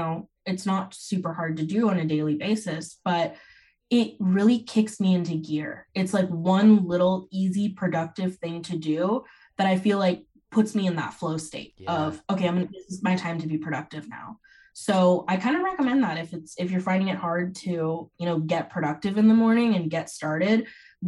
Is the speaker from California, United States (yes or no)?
yes; Bay Area, Silicon Valley, California, United States; I grew up in the Bay Area in the Silicon Valley